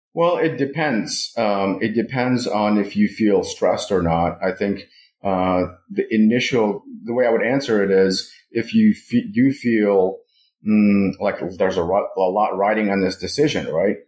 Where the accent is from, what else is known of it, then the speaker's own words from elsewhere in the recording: Moscow, Russia; now in United States; I was born and raised in Moscow